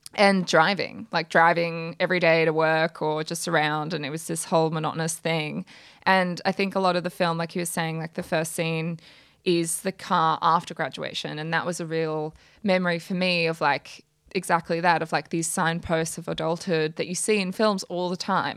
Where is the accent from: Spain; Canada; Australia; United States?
Australia; Brisbane, Queensland; moved away as an adult; now in Sydney, Australia; I'm from Brisbane originally